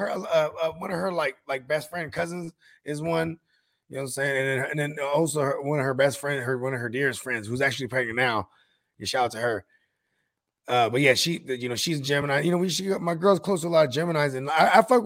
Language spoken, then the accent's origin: English; Northern California, United States; I'm just from Northern Cali